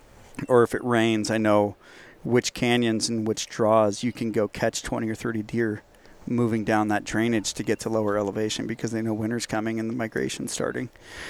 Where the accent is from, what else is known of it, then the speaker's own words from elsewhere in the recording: California, United States; moved away; I'm sure anyone from California listening can relate to what I'm saying, because they're living it constantly. And that's part of the reason why I left.